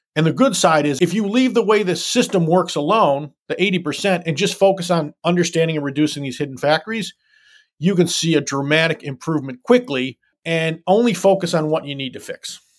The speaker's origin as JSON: {"language": "English", "town": "Detroit", "region": "Michigan", "country": "United States", "tie": "born or raised there", "said": "I was born and raised in the city of Detroit"}